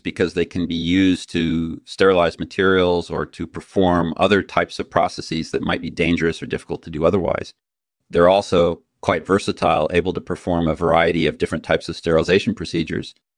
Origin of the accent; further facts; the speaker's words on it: Utah, United States; I grew up in Utah, majoring in chemistry, uh, at Brigham Young University